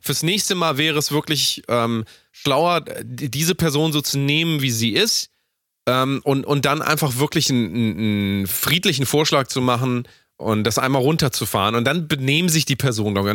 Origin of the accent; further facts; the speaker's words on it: Hamburg, Germany; Ich komme aus ja. Hamburg